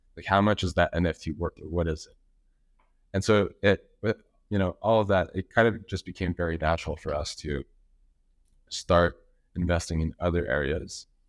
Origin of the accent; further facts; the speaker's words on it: Montreal, Quebec, Canada; I'm from Montreal. know, living there since, since forever.